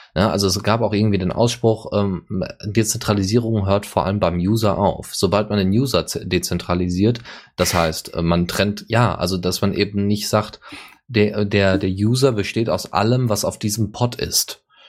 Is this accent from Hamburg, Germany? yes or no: no; Bavaria, Germany; bei uns in Bayern